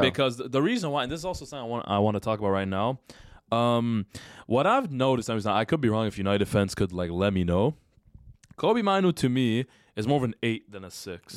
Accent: Canada; We're not American, by the way. I know some people think we're American. We're Canadian

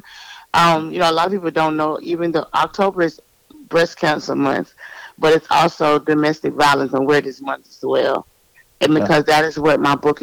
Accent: Jacksonville, Florida, United States; I am from Jacksonville, Florida. Duval

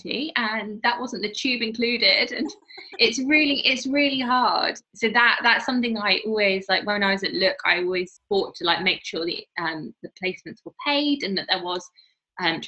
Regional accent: Midlands, United Kingdom; moved away; I'm from the Midlands.

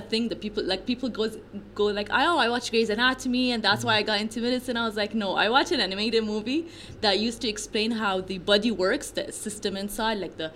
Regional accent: Kuwait; I am from Egypt. I was born here and raised here in Kuwait

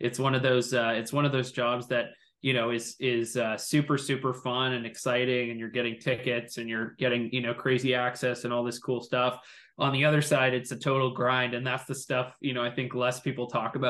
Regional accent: Toronto, Ontario, Canada; growing up in Toronto

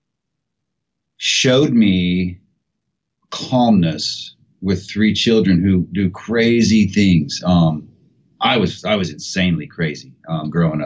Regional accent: Seymour, Indiana, United States; moved away; I was born in Seymour, Indiana, and my parents were married my entire, you know, childhood growing up

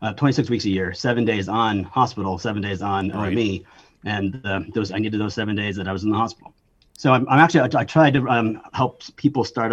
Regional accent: Connecticut, United States; I was trying to get into UConn because I was from Connecticut

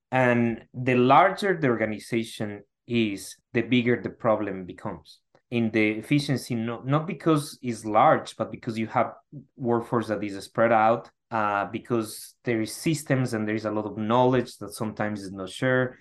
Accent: Ecuador; moved away as an adult; now in United States; I'm originally from Ecuador

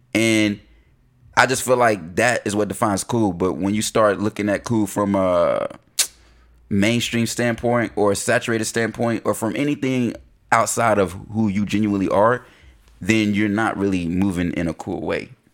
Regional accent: Concord, North Carolina, United States; growing up in North Carolina, we we in Concord, you know, Mill City

